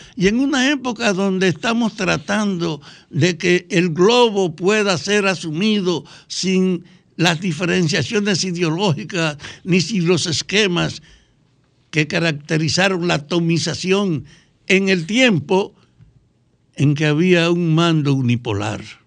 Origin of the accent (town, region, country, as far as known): Dominican Republic